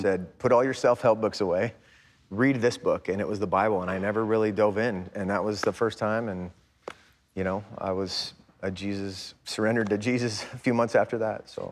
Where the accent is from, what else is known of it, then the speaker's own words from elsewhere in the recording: United States; growing up in America